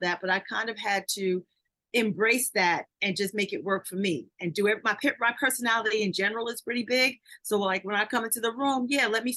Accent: New York City, New York, United States; I'm a girl from Queens, New York, who used to climb fences and trees with all the guys in my neighborhood

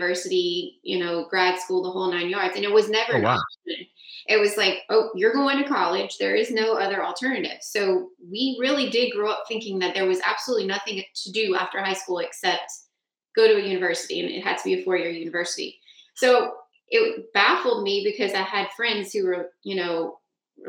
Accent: South Louisiana, United States; I'm from and grew up and ended up moving back here to South Louisiana

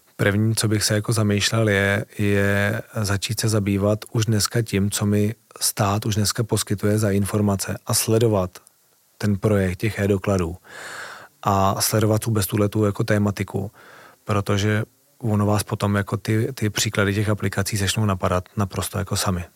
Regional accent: Czechia; já jako Čech

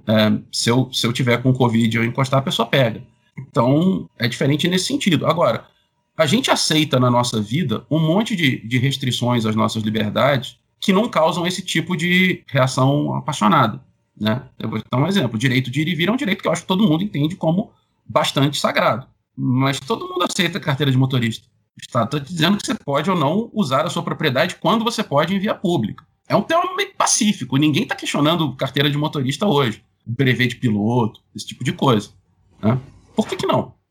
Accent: Rio de Janeiro, Brazil; sou carioca

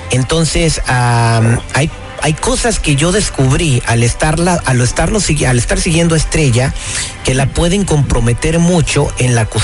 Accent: Guadalajara, Jalisco, Mexico; now in United States; Somos allá de Guadalajara.

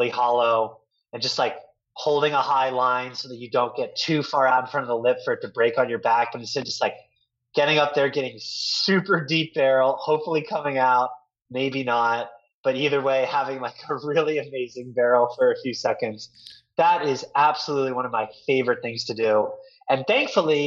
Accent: Delaware, United States; moved away as an adult; now in San Francisco, United States; I grew up in Delaware

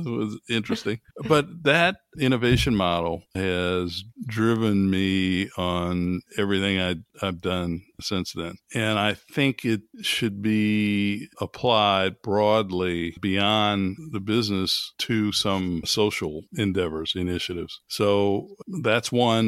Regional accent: New Orleans, Louisiana, United States; as an African-American growing up in New Orleans in the early forties

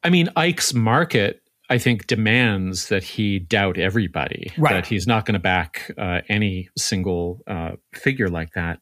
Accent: Canada; the Canadian on staff

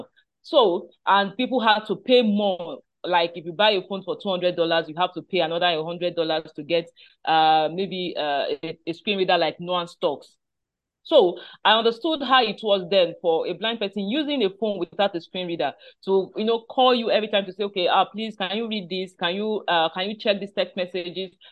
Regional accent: Nigeria; I am based in Nigeria. I'm a Nigerian

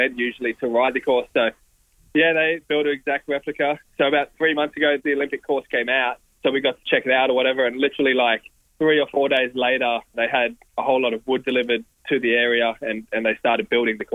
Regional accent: Logan City, Queensland, Australia; I grew up in Logan City

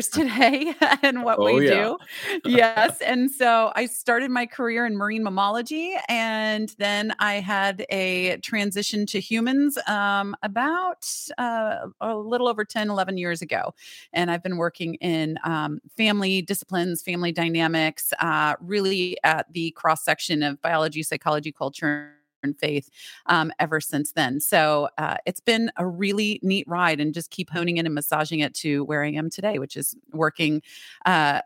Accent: Michigan, United States; moved away as an adult; now in North Carolina, United States; I'm from Michigan

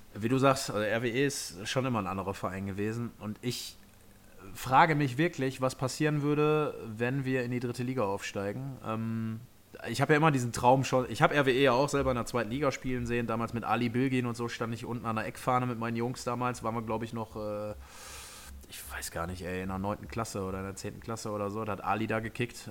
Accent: Essen, North Rhine-Westphalia, Germany; hier bei uns in Essen

